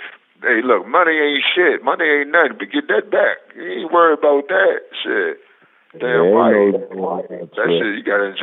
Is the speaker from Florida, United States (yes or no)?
no; Richmond, Virginia, United States; I'm from Richmond